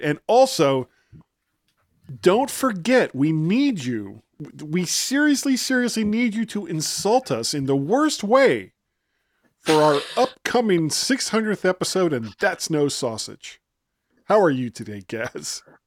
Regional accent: South Florida, United States; also born or lived in Ohio; now in Virginia, United States; I grew up in South Florida, which I've said countless times, and made my way to Ohio before I came to Virginia

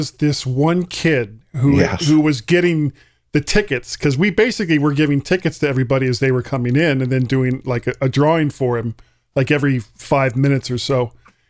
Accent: South Florida, United States; I'm from Florida, and I am a product of the South Florida educational system, and I grew up in the 70s in South Florida as part of the South Florida educational system, and there was and I lived like 3 miles from the beach

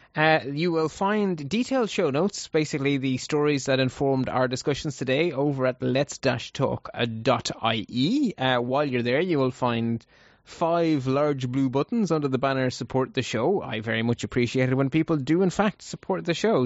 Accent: Ireland; Ireland is such a small country that it, there's only four million of us in total.

